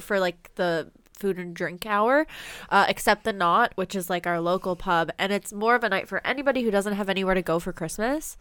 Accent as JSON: {"language": "English", "town": "Lunenburg", "region": "Nova Scotia", "country": "Canada", "tie": "born or raised there", "said": "my hometown of Lunenburg"}